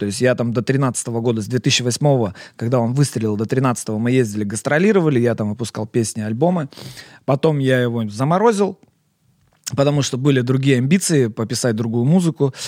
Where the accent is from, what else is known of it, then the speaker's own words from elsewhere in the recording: Perm, Perm Krai, Russia; я вообще такой, знаешь, патриот, во-первых, своего города Пермь, я вообще никогда в жизни не стеснялся, я всегда говорил, что я пермяк, я из Перми